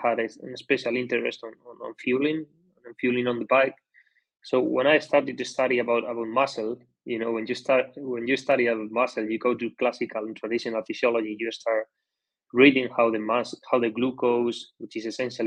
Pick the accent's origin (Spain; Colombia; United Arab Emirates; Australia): Spain; Basque Country; I'm coming from the Basque Country, which the cycling culture is highly established in this country. So from the beginning, from very young, we already started to get exposed to cycling